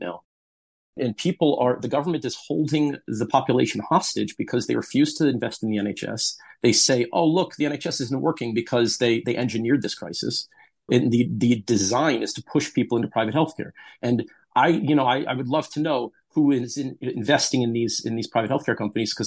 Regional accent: United States; now in United Kingdom; you can tell from my accent, I'm from the United States

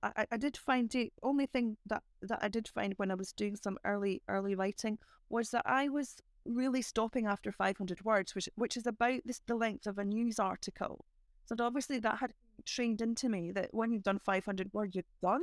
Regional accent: Edinburgh, Scotland, United Kingdom; as a child growing up in Christofan

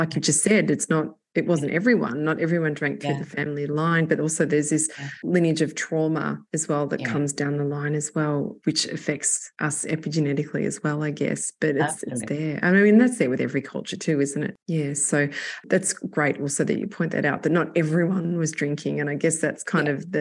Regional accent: Australia; being Australian

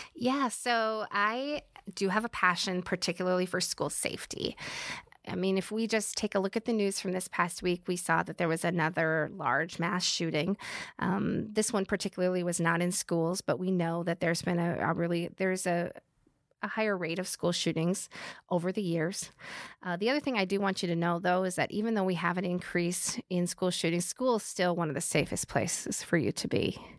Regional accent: Midwest, United States; we're from the Midwest

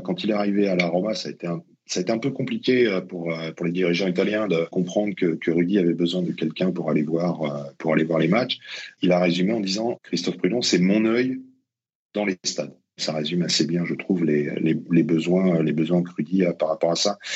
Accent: Colombes, Île-de-France, France; also born or lived in Essonne; je suis originaire de, de Colombe, donc j'ai connu qu'un seul club, c'était la Colombienne

